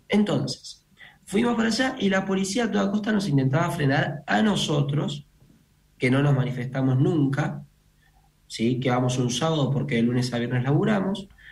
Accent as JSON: {"language": "Spanish", "country": "Argentina", "said": "somos argentinos"}